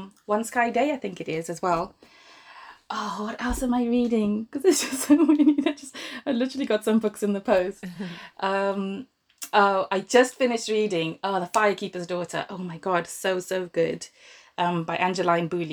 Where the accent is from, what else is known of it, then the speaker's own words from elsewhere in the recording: Zimbabwe; moved away as an adult; now in Milton Keynes, United Kingdom; I'm from Zimbabwe originally, born and grew up there.